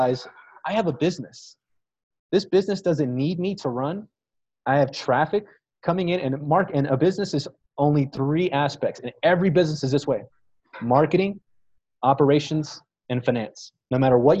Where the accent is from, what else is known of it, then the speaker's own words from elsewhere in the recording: Fort Worth, Texas, United States; moved away as an adult; also born or lived in Dallas, Texas / Austin, Texas; Fort Worth, Texas, where I'm from, my hometown